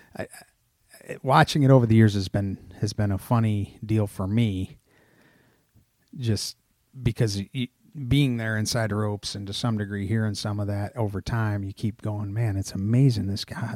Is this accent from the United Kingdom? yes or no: no; Odessa, New York, United States; moved away; Finger Lakes region of New York in a town called Odessa, New York.